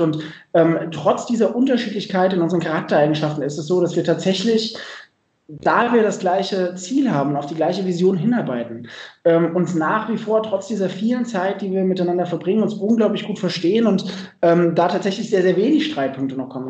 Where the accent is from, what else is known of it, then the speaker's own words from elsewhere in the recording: Dreieich, Hesse, Germany; ich ähm, bin selber in der Nähe von Frankfurt groß geworden, in Dreieich